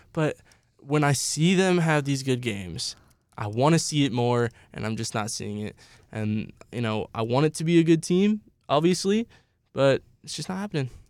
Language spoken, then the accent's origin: English; South Bend, Indiana, United States; I'm from South Bend, Indiana